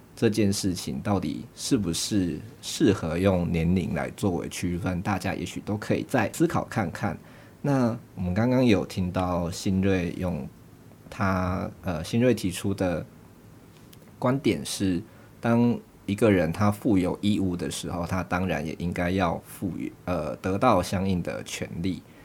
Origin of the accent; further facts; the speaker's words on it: Nantou County, Taiwan; 我是南投人